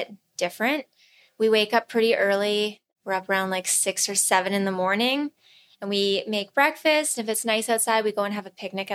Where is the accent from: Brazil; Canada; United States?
Canada; Alberta; moved away as an adult; now in Kelowna, Canada; I'm from Alberta. So my husband and I, we lived in Alberta.